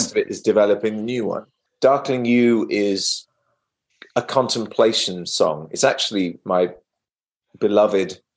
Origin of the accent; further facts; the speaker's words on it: Wales, United Kingdom; moved away; also born or lived in England; I'm from Wales originally, in the west of England, little addendum to England